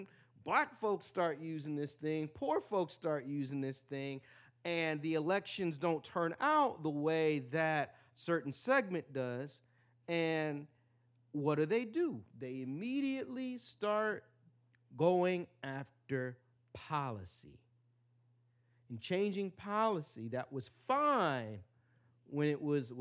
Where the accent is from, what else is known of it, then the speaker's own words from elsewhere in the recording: Michigan, United States; my home state of Michigan